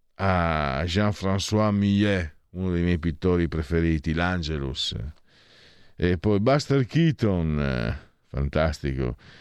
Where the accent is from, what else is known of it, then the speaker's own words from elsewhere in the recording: province of Pordenone, Friuli-Venezia Giulia, Italy; io vengo dalla provincia di Pordenone